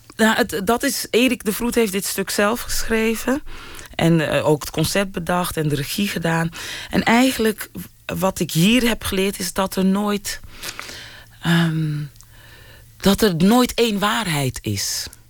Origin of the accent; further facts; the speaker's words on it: Rotterdam, South Holland, Netherlands; also born or lived in Suriname; ik kom gewoon uit Rotterdam-Zuid.